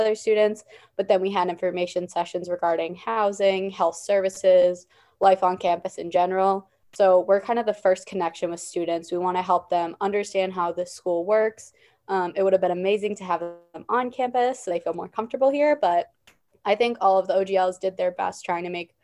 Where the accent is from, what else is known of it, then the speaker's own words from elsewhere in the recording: Worcester, Massachusetts, United States; I'm from Worcester, Massachusetts, only about an hour from school.